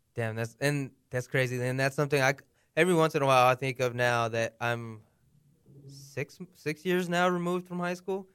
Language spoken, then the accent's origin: English; United States; accent: American; I was born here in America. Obviously, my par-, my parents were born in Mexico.